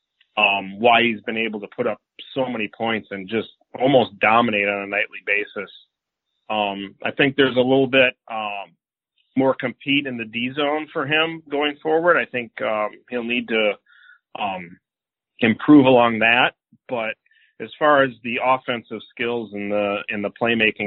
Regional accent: United States; I'm an American

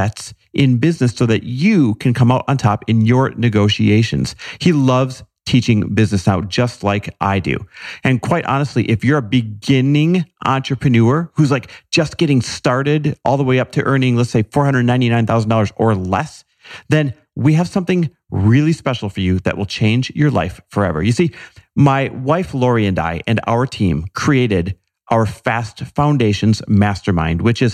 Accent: Midwest, United States; fellow Midwesterner

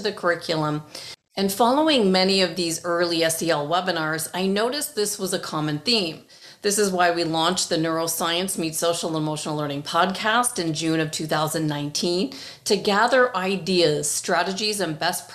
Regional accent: Toronto, Ontario, Canada; moved away as an adult; also born or lived in Great Britain; now in Arizona, United States; I was born in Great Britain, grew up in Toronto, Canada, and moved to Arizona, USA, just a few months before 9/11/2001

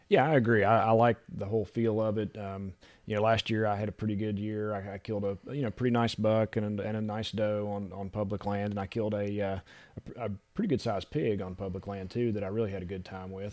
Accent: West Virginia, United States; also born or lived in Louisiana / Tennessee; now in North Carolina, United States; I'm not from here originally. I grew up in West Virginia

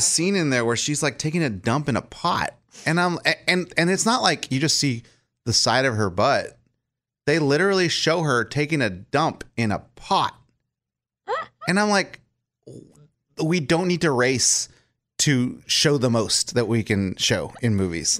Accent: Texas, United States; now in Nashville, United States; I'm from Texas

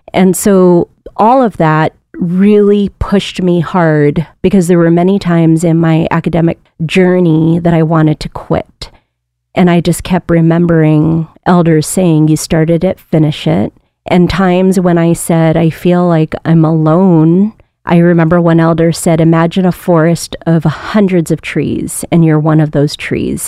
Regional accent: Aleutians and Pribilofs, Alaska, United States; also born or lived in Sitka; years of doing community-based work in my region, in the Aleutians and Prevloffs

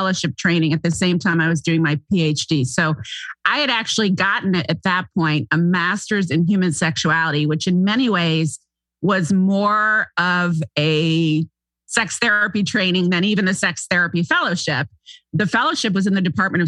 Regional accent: St. Simons Island, Georgia, United States; also born or lived in Manhattan, New York / Chicago / Los Angeles; now in California, United States; To a little island off the southeast coast of Georgia where Atlanteans go to vacation called St. Simon's Island, Sea Island. So that's where I grew up

